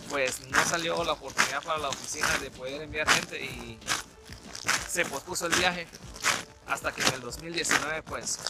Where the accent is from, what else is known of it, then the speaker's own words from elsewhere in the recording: northern Guatemala, Guatemala; now in Canada; Soy originario de, Guatemala, del país de Guatemala, en específico en la parte norte del, del país. Y pues estamos por acá en Canadá